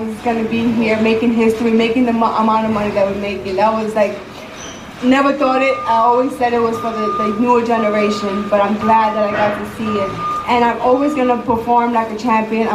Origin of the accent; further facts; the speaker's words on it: Puerto Rico; Yo soy una boricua orgullosa de corazón